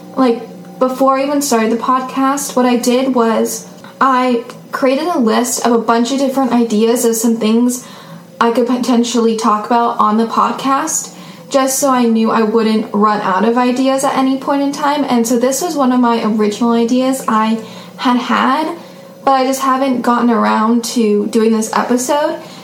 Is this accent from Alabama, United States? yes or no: no; Seattle, Washington, United States; I am 15 years old and I am from Seattle, Washington